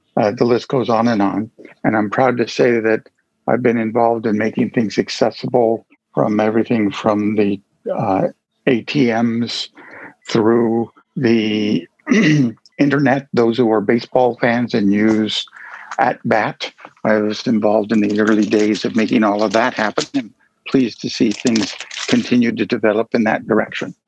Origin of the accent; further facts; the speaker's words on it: Watertown, Massachusetts, United States; I hail from Watertown, Massachusetts